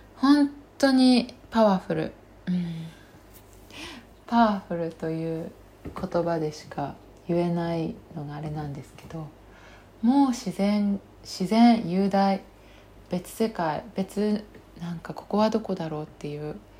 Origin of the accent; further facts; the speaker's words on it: Kaga, Ishikawa, Japan; moved away as an adult; also born or lived in Toronto, Canada; now in Chiba, Japan; 地元は石川県の加賀市というところなんですね。